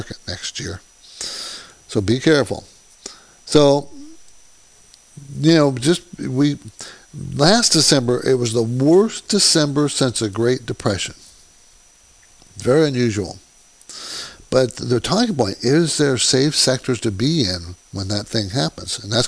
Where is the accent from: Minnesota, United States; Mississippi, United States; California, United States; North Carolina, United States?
California, United States; Southern; also born or lived in New Jersey / New York; I'm from Southern California, been in Southern California for, I grew up here